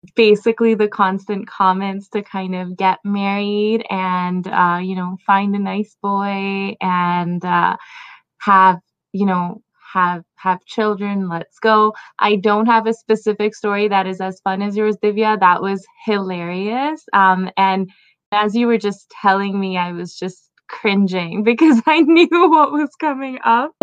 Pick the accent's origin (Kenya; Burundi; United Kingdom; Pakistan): Pakistan; now in Toronto, Canada; I was born in Pakistan and lived there for a bit. Now, living in Canada